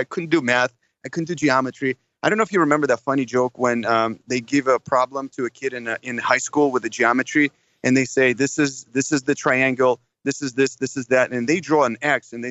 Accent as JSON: {"language": "English", "country": "Russia", "tie": "born or raised there", "second_language": "English", "moved": "as an adult", "lives_now": "United States", "said": "I was born in Russia. You know, I have a true immigrant story. You know, just a little bit about that is, you know, until 20 years old, I was growing up in Russia"}